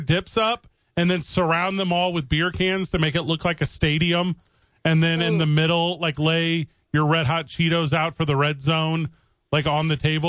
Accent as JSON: {"language": "English", "region": "Midwest", "country": "United States", "moved": "yes", "said": "I'm from the Midwest."}